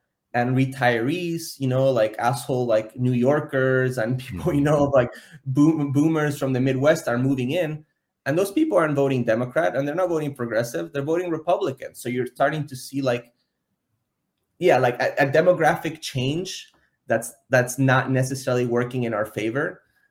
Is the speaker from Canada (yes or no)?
no; Argentina; now in Miami, United States; I'm from Argentina.